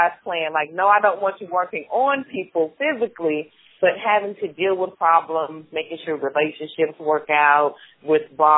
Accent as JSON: {"language": "English", "town": "Atlanta", "region": "Georgia", "country": "United States", "tie": "born or raised there", "moved": "as an adult", "lives_now": "Memphis, United States", "said": "So I am originally from Atlanta, Georgia. I grew up in the heart of Southwest Atlanta."}